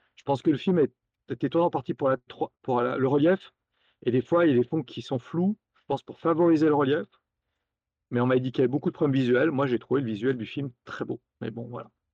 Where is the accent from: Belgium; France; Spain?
France; Lyon, Auvergne-Rhône-Alpes; à Lyon, d'où je suis originaire